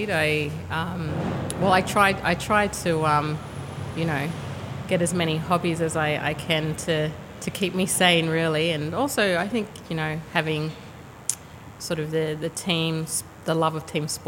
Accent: Sydney, New South Wales, Australia; also born or lived in Canberra / Brisbane / Perth; So I actually grew up. I was born in Glebe, hey. So you know, Glebe is was my home for um, many years, and I um, then moved around quite a bit.

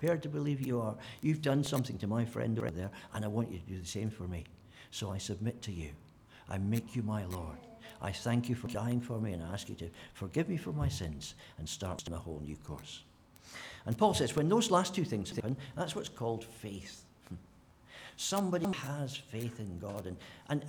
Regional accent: Scotland, United Kingdom; being a Scot

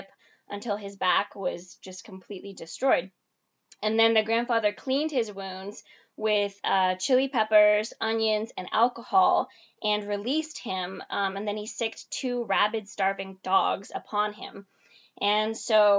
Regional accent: Venezuela; moved away; I was born in Venezuela

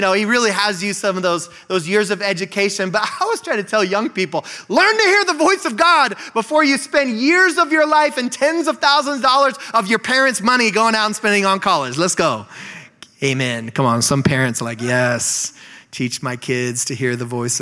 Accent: Bend, Oregon, United States; moved away as an adult; also born or lived in Eugene, Oregon / Nampa, Idaho; now in Spokane, United States; I grew up in Bend, Oregon

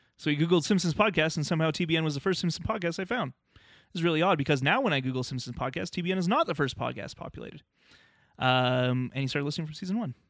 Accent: Canada; as a Canadian, there's certain things in our culture that I'm like, "I don't like that stuff," and I know I should 'cause I'm Canadian

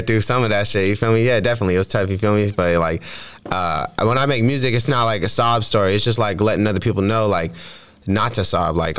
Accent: San Jose, California, United States; I was growing up in San Jose

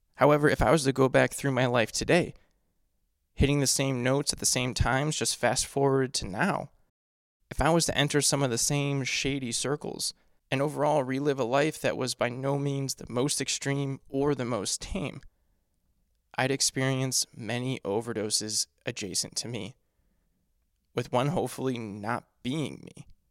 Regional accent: United States; my home country

